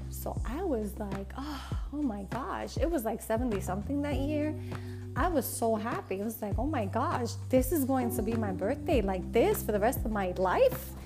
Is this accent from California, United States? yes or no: no; New York, United States; now in Texas, United States; I'm from New York